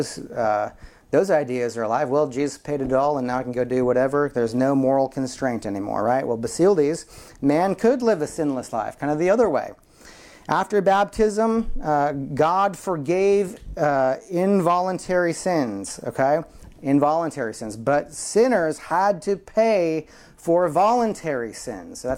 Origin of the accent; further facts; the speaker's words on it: Midwest, United States; I'm from the Midwest, and there are Hutterite colonies and Amish communities all around.